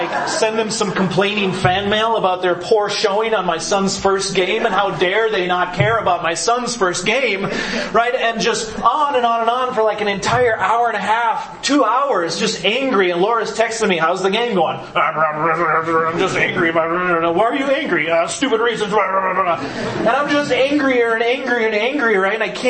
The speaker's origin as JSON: {"language": "English", "town": "Green Bay", "region": "Wisconsin", "country": "United States", "tie": "born or raised there", "moved": "yes", "said": "I grew up in Green Bay, Wisconsin."}